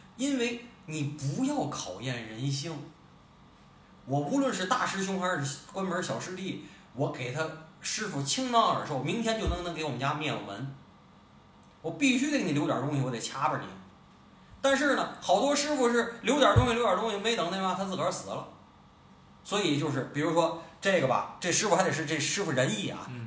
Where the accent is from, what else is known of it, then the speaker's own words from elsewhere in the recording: Tianjin, China; 作为咱们天津人